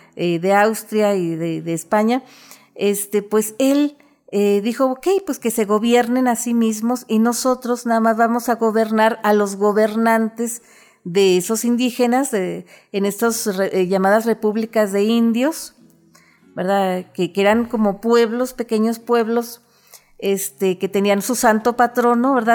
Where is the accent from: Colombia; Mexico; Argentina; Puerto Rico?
Mexico; northern Mexico; nuestra esencia, eh, como norteños